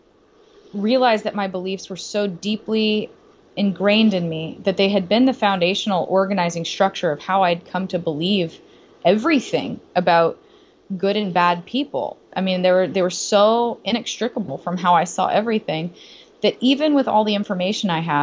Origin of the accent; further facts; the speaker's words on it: the South, United States; growing up in the South